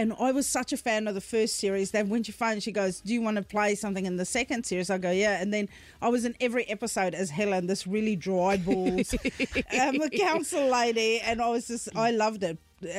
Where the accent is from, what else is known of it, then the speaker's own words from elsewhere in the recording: New Zealand; I'm from New Zealand